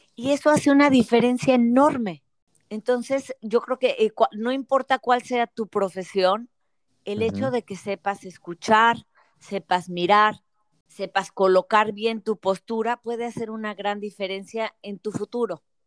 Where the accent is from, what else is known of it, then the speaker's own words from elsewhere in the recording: Monterrey, Nuevo León, Mexico; moved away; also born or lived in Mexico City / Querétaro; nací en Monterrey, viví en la Ciudad de México y luego en Querétaro